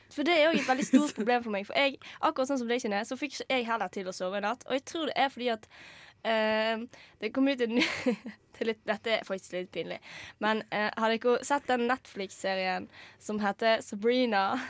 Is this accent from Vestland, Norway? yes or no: yes; Vestland, Norway; ryktet til meg som vestlending